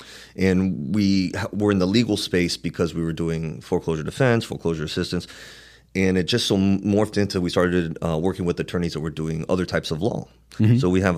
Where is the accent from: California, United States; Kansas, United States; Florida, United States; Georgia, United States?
Florida, United States; Miami; I'm up from Miami, got a little gift to gab.